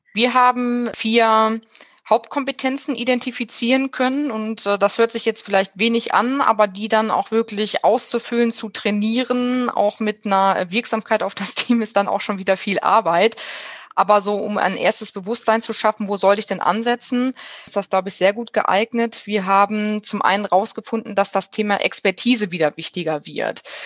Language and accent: German; Bielefeld, North Rhine-Westphalia, Germany; Ich bin geboren in Bielefeld, und auch aufgewachsen in Bielefeld